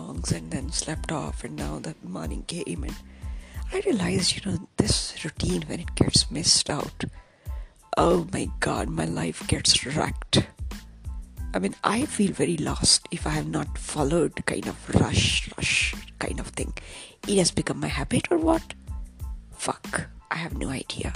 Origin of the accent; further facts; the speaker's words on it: Kanpur, Uttar Pradesh, India; my hometown, Kanpur